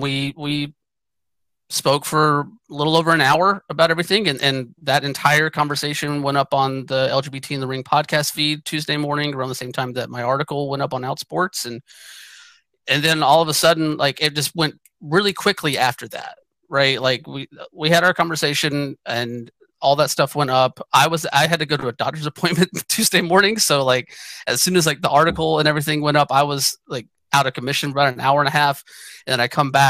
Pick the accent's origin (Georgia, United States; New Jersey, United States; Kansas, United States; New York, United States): Georgia, United States; moved away as an adult; also born or lived in Atlanta, Georgia; now in United States (West); I grew up in Georgia. I left Georgia partially because of the Georgia summers.